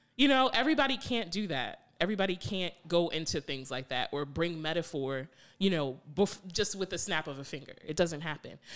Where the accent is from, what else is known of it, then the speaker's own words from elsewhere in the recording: New York, United States; moved away; also born or lived in Randallstown, Maryland; growing up in New York